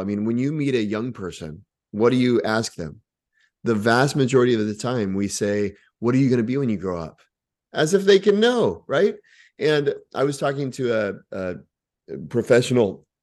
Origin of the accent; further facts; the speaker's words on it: Texas, United States; also born or lived in Oklahoma; grew up in Texas